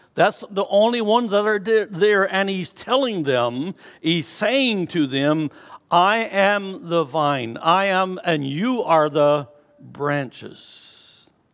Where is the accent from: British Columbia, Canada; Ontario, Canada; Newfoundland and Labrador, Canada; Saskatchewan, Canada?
Newfoundland and Labrador, Canada; moved away; growing up in Newfoundland